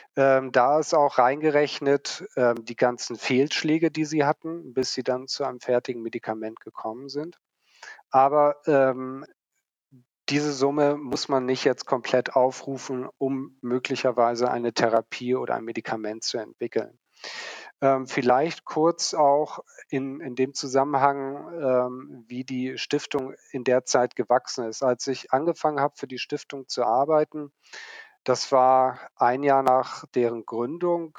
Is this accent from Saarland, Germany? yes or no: no; Hamburg, Germany; ich selbst bin waschechter Hamburger, sagt man dazu. Bin in Hamburg aufgewachsen, groß geworden, bin hier zur Schule gegangen